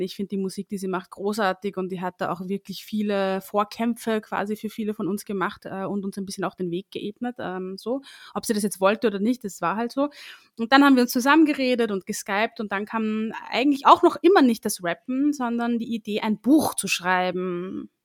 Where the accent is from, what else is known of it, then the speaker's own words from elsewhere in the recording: Linz, Upper Austria, Austria; moved away as an adult; now in Vienna, Austria; ich ursprünglich aus Oberösterreich komme, eigentlich aus Linz. Hin und wieder hört man das auch raus, wenn ich spreche